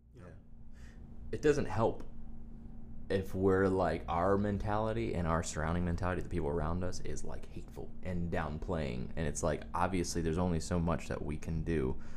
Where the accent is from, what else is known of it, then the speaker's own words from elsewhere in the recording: Wilmington, United States; now in Nashville, United States; I live in Nashville, Tennessee, and I grew up in Wilmington